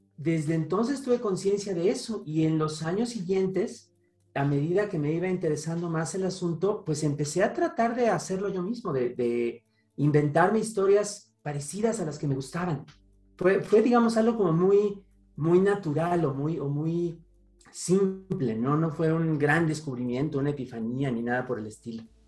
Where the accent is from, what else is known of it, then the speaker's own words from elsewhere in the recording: Toluca, State of Mexico, Mexico; moved away; En casa de mi mamá, allá en la ciudad de Toluca, de donde vengo